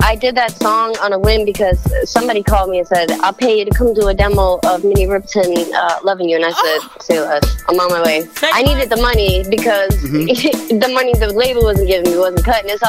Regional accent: New Bedford, Massachusetts, United States; growing up in New Bedford, you know, it's like you got to kind of fight for your spot or fight for your respect and all that stuff outside of the house.

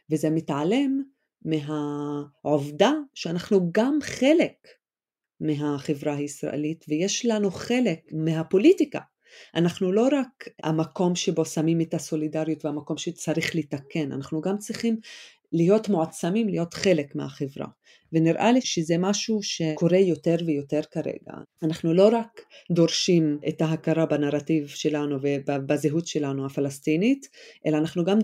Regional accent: Israel; אנחנו ערבי ישראל, נכון? אנחנו הציבור הערבי בישראל

